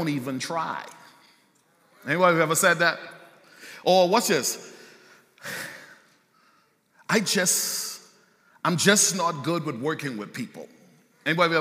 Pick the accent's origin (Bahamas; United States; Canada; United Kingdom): Bahamas; moved away; I grew up in the Bahamas